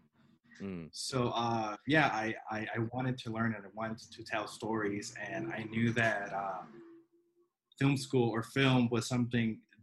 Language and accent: English; El Centro, California, United States; also born or lived in San Diego, California / Lancaster, California; I was born in San Diego, and I grew up in a border town called El Centro, California